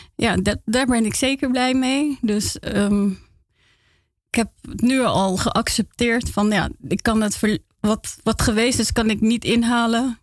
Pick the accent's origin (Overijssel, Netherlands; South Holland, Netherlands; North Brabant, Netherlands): South Holland, Netherlands; Rotterdam; now in Amsterdam, Netherlands; ik ben opgegroeid in Feyenoord